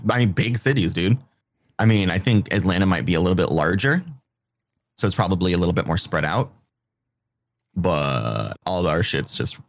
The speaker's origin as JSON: {"language": "English", "country": "United Kingdom", "said": "So I'm British."}